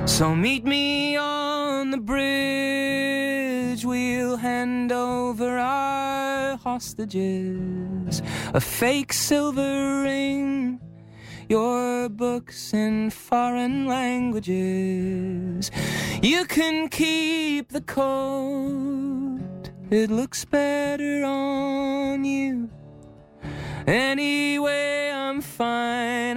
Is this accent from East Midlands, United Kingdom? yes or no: no; Essex, East of England, United Kingdom; now in Leeds, United Kingdom; I'm originally from Essex, but I live in Leeds at the moment in the north of England.